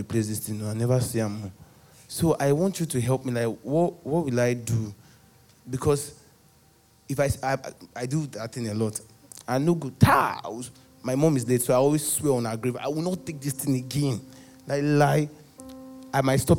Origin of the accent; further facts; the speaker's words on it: Lagos, Nigeria; I grew up in Ajegunle on the mainland.